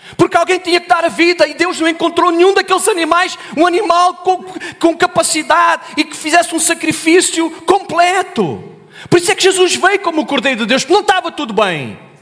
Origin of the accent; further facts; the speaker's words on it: Olhão, Algarve, Portugal; Eu sou do Algarve, sou do Olhão. Terra abençoada.